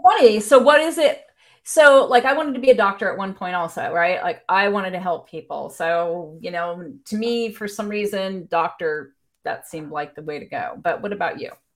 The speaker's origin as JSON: {"language": "English", "region": "Wisconsin", "country": "United States", "tie": "born or raised there", "moved": "yes", "said": "my home state"}